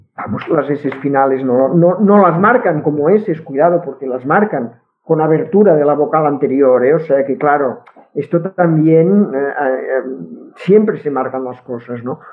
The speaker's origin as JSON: {"language": "Spanish", "region": "Catalonia", "country": "Spain", "accent": "Catalan", "first_language": "Catalan", "second_language": "Spanish", "said": "no puedes ocultar tu acento catalán. si yo no tengo ningún interés en ocultarlo. Mi, castellano es este, mi castellano está lógicamente, es decir, sería impensable pensar que puede ser de otra forma por eh, mi lengua materna, que es el catalán."}